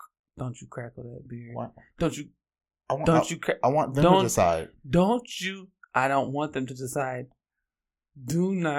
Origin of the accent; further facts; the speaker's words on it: Oakland, California, United States; I'm from Oakland, and I'm an androgynous, Black lesbian feminist